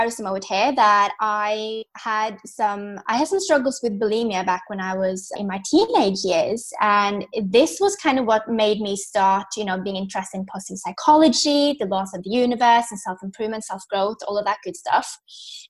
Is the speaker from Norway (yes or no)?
yes; Norway; moved away as an adult; also born or lived in London; I'm from Norway, born and raised